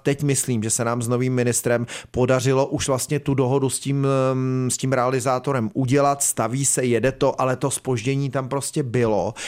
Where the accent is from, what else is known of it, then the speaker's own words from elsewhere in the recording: South Bohemian Region, Czechia; tady jsme jiho Češi